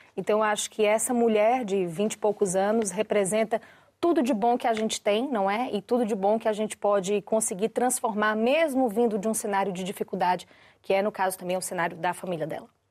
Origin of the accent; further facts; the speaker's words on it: Brazil; temos motivo pra termos orgulho de sermos brasileiros, porque é um dos grandes orgulhos da minha vida, ser brasileiro. Eu amo meu país, eu amo a minha terra